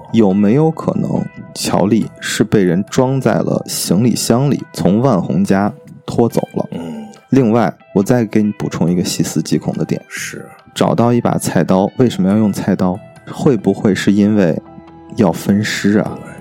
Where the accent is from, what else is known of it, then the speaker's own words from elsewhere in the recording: Baoji, Shaanxi, China; 这个未婚夫啊是宝鸡人嗯。啊，就是我老家的，跟我是老乡